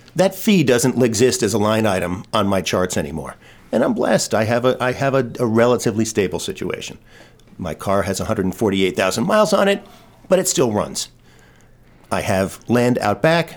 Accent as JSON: {"language": "English", "town": "New York City", "region": "New York", "country": "United States", "tie": "born or raised there", "moved": "as an adult", "said": "I am from Brooklyn, New York. I went to Brooklyn Friends School"}